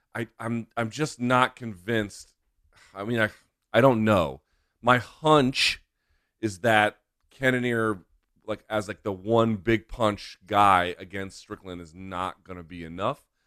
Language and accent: English; Washington, District of Columbia, United States; here in the capital of Estados Unidos, Washington, D C, my hometown